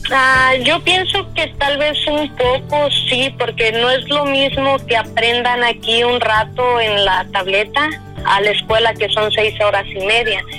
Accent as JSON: {"language": "Spanish", "town": "La Huacana", "region": "Michoacán", "country": "Mexico", "moved": "as an adult", "lives_now": "Las Vegas, United States", "said": "yo soy de un pueblo que se llama La Huacana"}